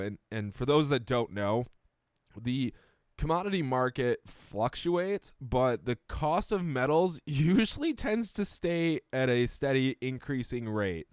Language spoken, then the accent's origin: English; Rochester, New York, United States; moved away; I come from Rochester